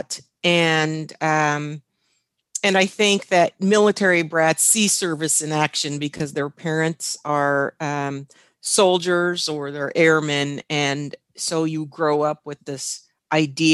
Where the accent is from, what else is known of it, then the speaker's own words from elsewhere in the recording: Washington, United States; I'm from the Pacific Northwest, the state of Washington